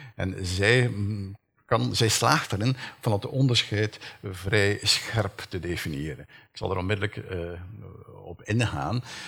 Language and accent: Dutch; Flanders, Belgium; bij ons in Vlaanderen